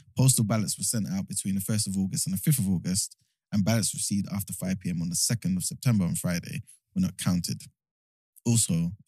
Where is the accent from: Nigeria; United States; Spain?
Nigeria; But typically, if someone asks me, I'm Nigerian, yeah, 100%.